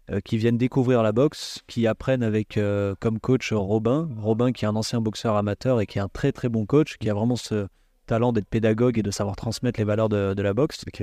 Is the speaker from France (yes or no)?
yes; south of France, France; moi je suis originaire du, sud de la France et j'ai commencé la boxe à l'âge de 11 ans dans un petit club associatif au Canet Rocheville.